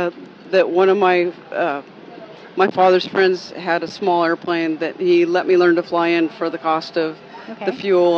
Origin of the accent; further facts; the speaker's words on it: California, United States; I was born and raised in California